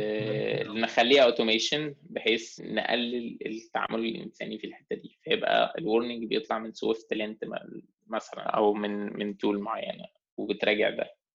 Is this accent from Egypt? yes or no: yes; Egypt; احنا مصريين